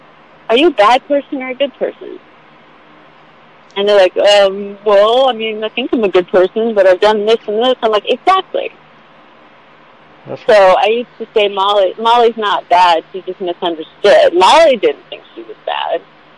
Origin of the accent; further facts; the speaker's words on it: West Virginia, United States; oh my God, I'm from West Virginia.